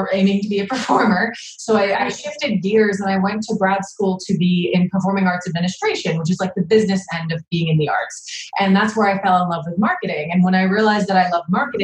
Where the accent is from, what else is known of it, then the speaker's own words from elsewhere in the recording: New Jersey, United States; I'm from New Jersey in the East Coast, where we have a tendency to be very blunt.